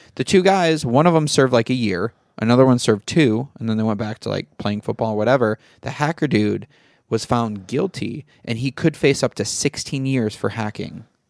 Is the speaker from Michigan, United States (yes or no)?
yes; Michigan, United States; moved away; I grew up in Michigan.